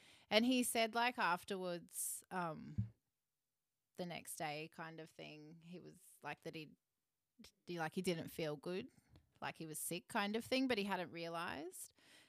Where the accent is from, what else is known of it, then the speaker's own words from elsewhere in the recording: Stanthorpe, Queensland, Australia; moved away; And then I went up to where I'm from. Like it's Stanthorpe.